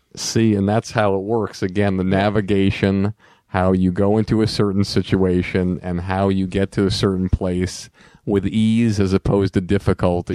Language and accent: English; Longmeadow, Massachusetts, United States; Growing up in Long Meadow